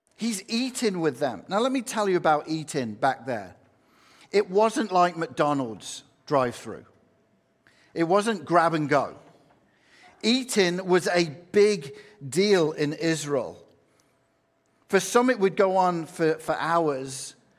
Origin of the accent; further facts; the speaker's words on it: England, United Kingdom; now in United States; I'm from England